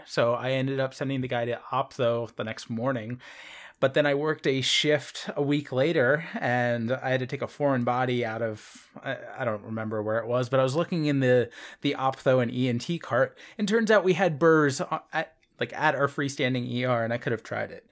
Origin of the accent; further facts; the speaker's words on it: Philadelphia, Pennsylvania, United States; I am from Philadelphia